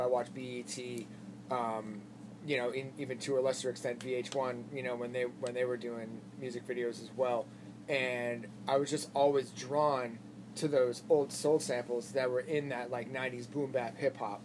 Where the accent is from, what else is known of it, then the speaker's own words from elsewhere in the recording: Worcester, Massachusetts, United States; moved away as an adult; also born or lived in Boston, Massachusetts; now in Nashville, United States; I grew up in Worcester, and then when I was 20, I moved to Boston